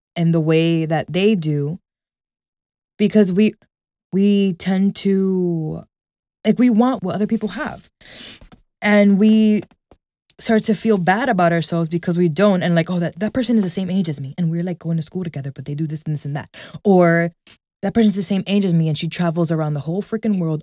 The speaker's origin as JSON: {"language": "English", "town": "New York City", "region": "New York", "country": "United States", "tie": "born or raised there", "said": "I was born and raised here"}